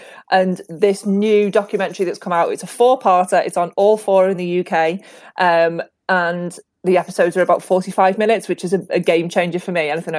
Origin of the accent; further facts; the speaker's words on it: Australia; moved away; as an Aussie